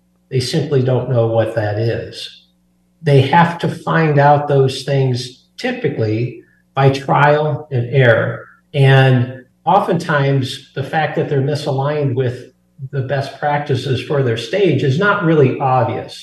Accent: Burlington, Iowa, United States; moved away as an adult; now in Colorado, United States; I'm actually an Iowa native. I grew up in Burlington, Iowa, but I've been in Colorado for over 30 years now

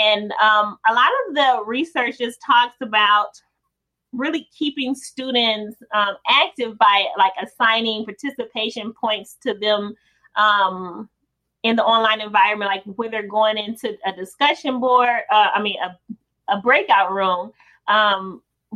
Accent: Detroit, Michigan, United States; the folks that were in my neighborhood when I grew up in Detroit

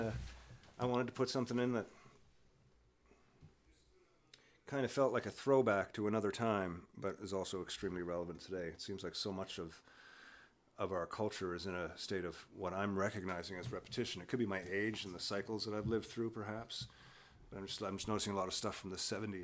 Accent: Newfoundland and Labrador, Canada; being a Newfoundlander

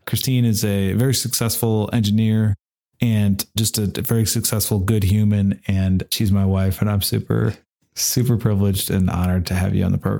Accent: Omaha, Nebraska, United States; now in Rough and Ready, United States; I feel very similarly as far as the safety is concerned about growing up in Omaha, Nebraska. It's very safe, although I was definitely not first generation.

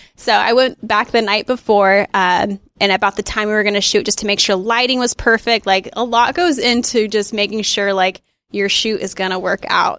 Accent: Dixon, California, United States; I grew up in Dixon, a little cow town outside of Sacramento

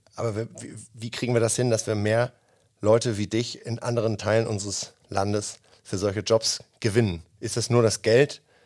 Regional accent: Northern Germany, Germany; da, wo ich herkomme

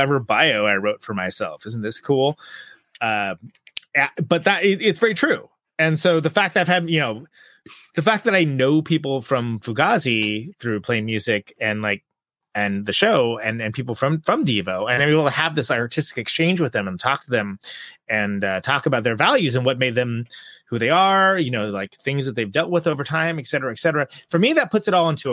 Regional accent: Modesto, California, United States; I was born in Modesto, California, the Central Valley

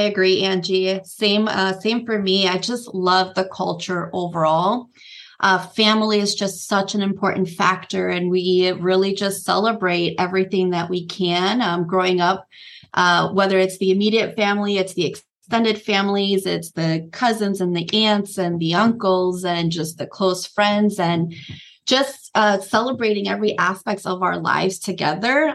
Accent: Nicaragua; I was actually born in Nicaragua, a Central American country.

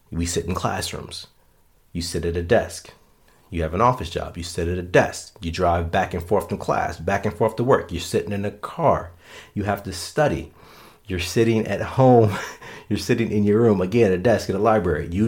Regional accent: Florida, United States; now in Minnesota, United States; Hey, I came from Florida to Minnesota and met more people that played sand volleyball in Minnesota than I knew in Florida.

